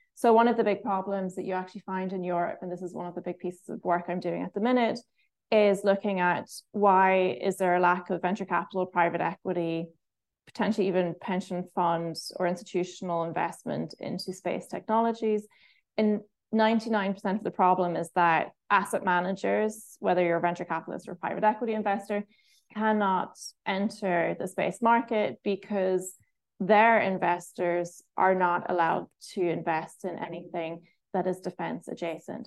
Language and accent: English; Ireland; one of the pros of being Irish